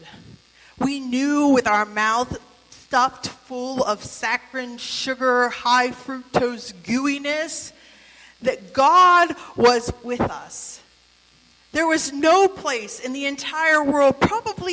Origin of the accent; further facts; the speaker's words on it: United States; now in Michigan, United States; I grew up in the West Virginia, Western Maryland Senate